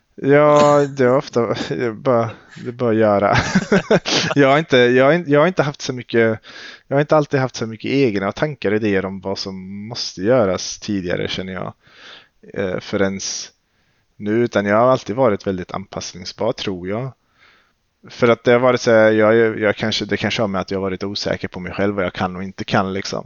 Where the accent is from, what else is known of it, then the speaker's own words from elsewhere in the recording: Skövde, Västra Götaland, Sweden; Jag är född och uppvuxen i Skövde